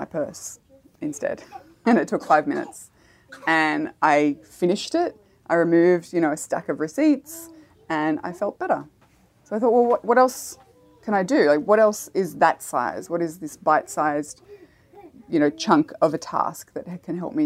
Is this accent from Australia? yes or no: yes; Australia; as an Australian